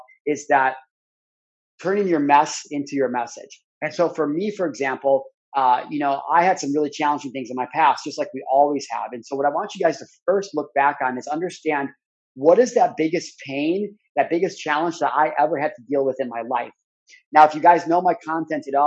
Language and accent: English; Midwest, United States; growing up in the Midwest